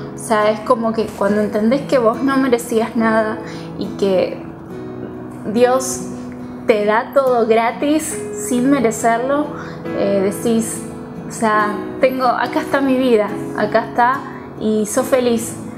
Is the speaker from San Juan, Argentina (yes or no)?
no; Buenos Aires, Argentina; soy de Buenos Aires